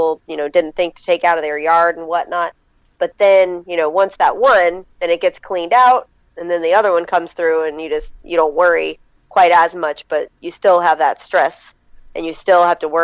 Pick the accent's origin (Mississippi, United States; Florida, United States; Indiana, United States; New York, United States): Florida, United States; also born or lived in Tennessee; I grew up in Florida my whole life up until 2001